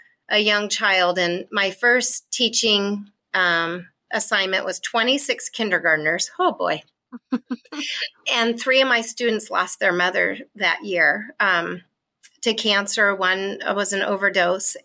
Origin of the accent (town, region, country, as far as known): Washington, United States; born or raised there